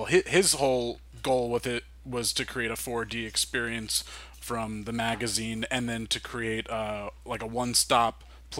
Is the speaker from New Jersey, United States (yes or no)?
yes; New Jersey, United States; I grew up in New Jersey.